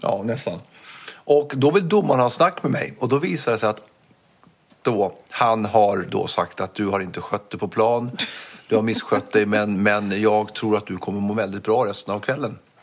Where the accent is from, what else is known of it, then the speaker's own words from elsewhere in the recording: Stockholm, Stockholm County, Sweden; accent: Stockholmska; jag har som stockholmska, att det finns slangord i det